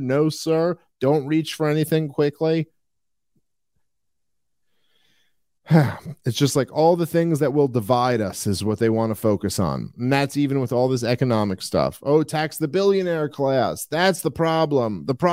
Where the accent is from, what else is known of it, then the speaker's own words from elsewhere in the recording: New York City, New York, United States; growing up in Brooklyn, New York